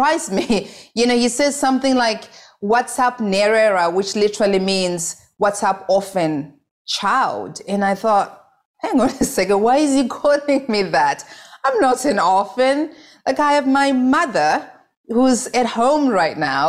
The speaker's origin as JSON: {"language": "English", "town": "Goromonzi", "region": "Mashonaland East", "country": "Zimbabwe", "tie": "born or raised there", "moved": "yes", "lives_now": "New York City, United States", "said": "I grew up in a small village called Goromonzi, and I was raised there by my grandmother"}